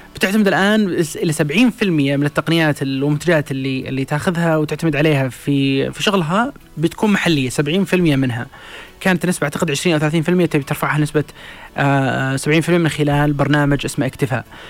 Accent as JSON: {"language": "Arabic", "country": "Saudi Arabia", "said": "لنا كسعوديين"}